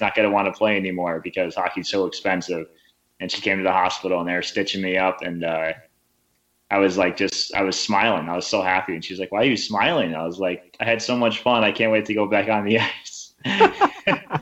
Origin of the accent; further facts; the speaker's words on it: Alpena, Michigan, United States; moved away as an adult; also born or lived in Toledo, Ohio; now in Sweden; growing up in Alpena